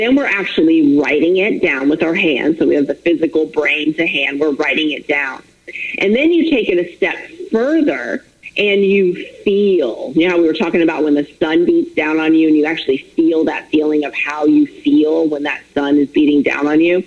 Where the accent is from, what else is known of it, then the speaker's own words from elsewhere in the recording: Florida, United States; also born or lived in Minnesota; I'm born and raised in Florida. I live in Florida now